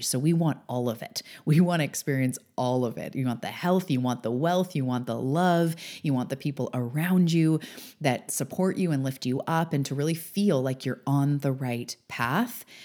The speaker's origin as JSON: {"language": "English", "country": "Canada", "also_born_or_lived": "Vancouver Island, British Columbia", "said": "I'm a Canadian on the West Coast on Vancouver Island"}